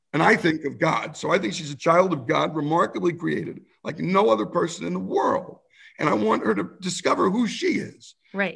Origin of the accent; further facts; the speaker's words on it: New Jersey, United States; as an Arab in New Jersey, we were blockbusted moving into a white town.